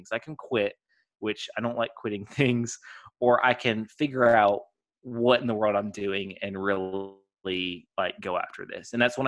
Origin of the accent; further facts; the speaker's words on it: Texas, United States; So I'm from kind of all over. My dad was not military, but moved around as if he was. He got restless easily. So I pretty much grew up in Texas, though.